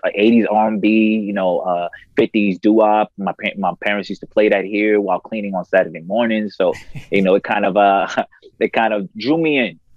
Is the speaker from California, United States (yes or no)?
no; New York City, New York, United States; also born or lived in Harlem, New York / Queens, New York; born and raised in Queens, New York. Grew up in Harlem. So I was back and forth.